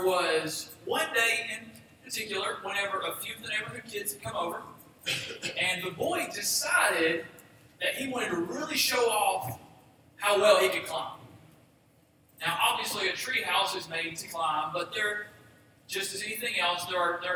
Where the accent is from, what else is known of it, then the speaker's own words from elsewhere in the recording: Boaz, Alabama, United States; now in Gold Springs, United States; I'm from Boaz, Alabama, originally. I live in Gold Springs now.